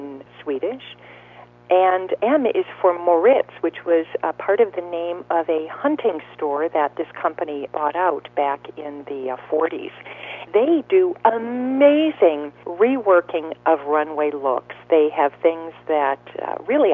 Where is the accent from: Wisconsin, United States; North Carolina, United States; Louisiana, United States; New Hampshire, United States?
Wisconsin, United States; my home state, Wisconsin.